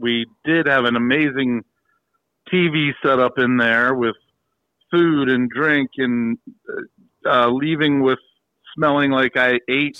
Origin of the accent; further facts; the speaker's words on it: Frederick, Maryland, United States; my hometown of Frederick